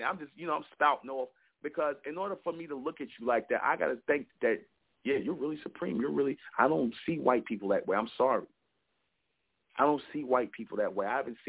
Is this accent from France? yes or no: no; United States; I'm foundational black American. My people, I'm American. I'm not African.